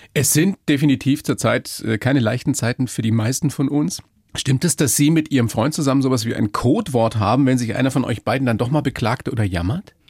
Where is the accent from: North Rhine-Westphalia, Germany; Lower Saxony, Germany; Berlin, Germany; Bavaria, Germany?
Bavaria, Germany; hier bei uns in Bayern